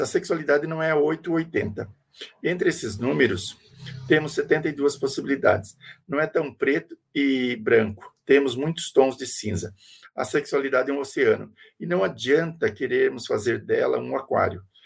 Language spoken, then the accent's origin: Portuguese; Brazil; nós somos nós brasileiros